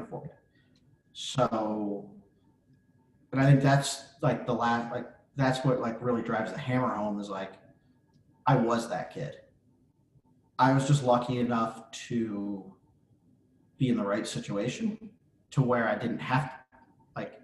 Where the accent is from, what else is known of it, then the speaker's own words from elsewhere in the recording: Avon Lake, Ohio, United States; moved away as an adult; also born or lived in Arizona / Mississippi; now in Pittsburgh, United States; I grew up in Avon Lake, Ohio